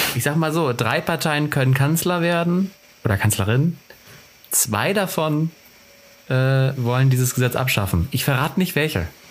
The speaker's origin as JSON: {"language": "German", "town": "Cuxhaven", "region": "Lower Saxony", "country": "Germany", "moved": "yes", "said": "ich komme ja aus, ursprünglich aus Cuxhaven, ist auch eine Kleinstadt"}